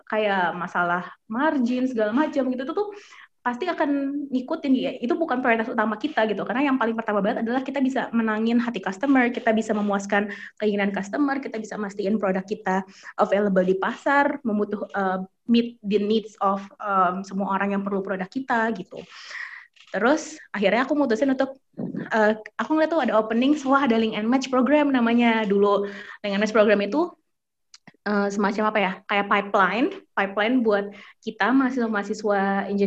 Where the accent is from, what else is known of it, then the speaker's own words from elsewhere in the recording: Jakarta, Indonesia; dulu aku dari kecil sampai sekarang tinggalnya di Jakarta gitu kan anak ibaratnya anak kota lah gitu anak Jakarta